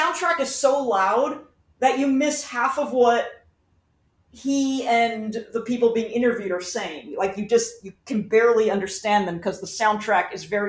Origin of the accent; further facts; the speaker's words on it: Southern California, United States; I grew up in Southern California.